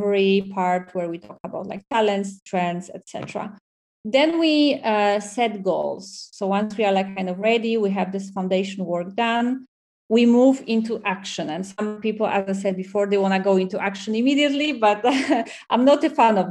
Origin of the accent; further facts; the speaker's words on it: Poland; English is a second language; moved away as an adult; also born or lived in Dublin, Ireland; now in Barcelona, Spain; I come from Poland